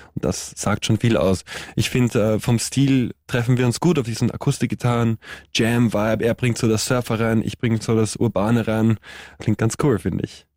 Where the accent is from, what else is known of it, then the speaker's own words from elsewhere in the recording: Austria; als Österreicher